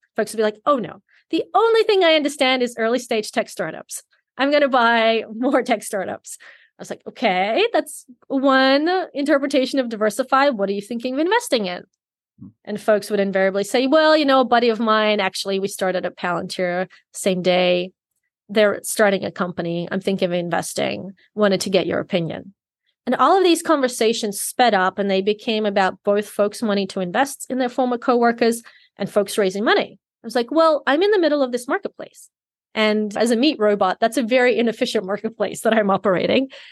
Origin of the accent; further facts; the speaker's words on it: Sydney, New South Wales, Australia; I grew up in Sydney, Australia